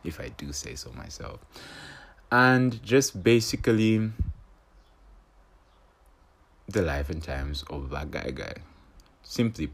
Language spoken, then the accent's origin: English; Copperbelt Province, Zambia; I am from the Copper Belt, born and raised on the Copper Belt